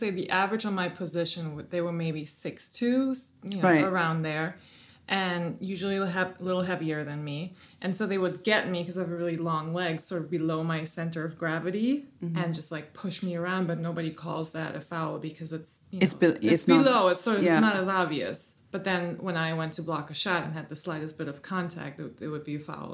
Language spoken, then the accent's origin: English; Germany; moved away as an adult; now in New York, United States; I grew up in Germany and I came to New York almost 14 years ago.